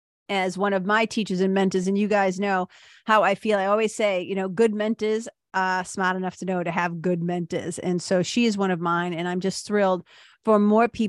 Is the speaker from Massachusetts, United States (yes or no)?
yes; Boston, Massachusetts, United States; I'm from Boston